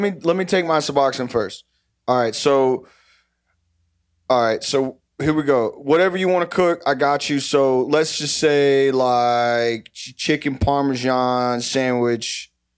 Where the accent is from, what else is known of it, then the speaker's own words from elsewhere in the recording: Texas, United States; now in Ohio, United States; I'm from Viter, Texas. I moved to Ohio about twenty-eight years ago